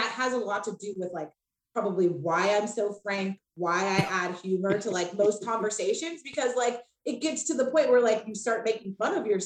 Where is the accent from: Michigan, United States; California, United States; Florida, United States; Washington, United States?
Washington, United States; Spokane; and then when I grew up in Spokane, right? Like, you know, even though I am the light-skinned chick, like there's not a lot of black people around.